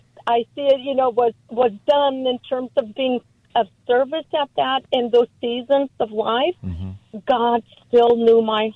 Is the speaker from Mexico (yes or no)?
yes; Mexico; now in San Diego, United States; I'm an immigrant from Mexico